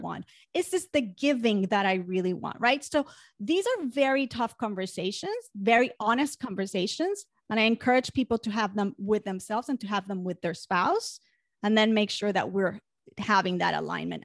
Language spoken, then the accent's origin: English; Puerto Rico; moved away as an adult; also born or lived in Manhattan, New York; I grew up in Puerto Rico